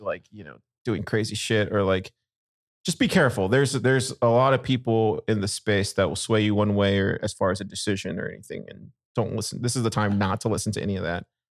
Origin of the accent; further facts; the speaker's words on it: Corpus Christi, Texas, United States; I grew up in, in Corpus